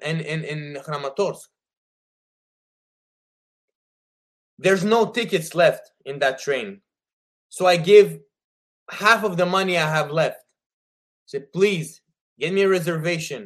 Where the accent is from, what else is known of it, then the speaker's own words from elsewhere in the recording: Quebec, Canada; I am a Canadian citizen from Quebec